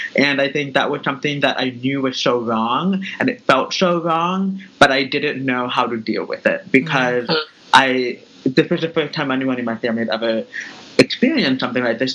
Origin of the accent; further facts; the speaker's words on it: Tracy, California, United States; moved away as an adult; also born or lived in Manhattan, New York; now in New York, United States; I was born and raised in California. So I am a Californian by nature, and now I live in Manhattan.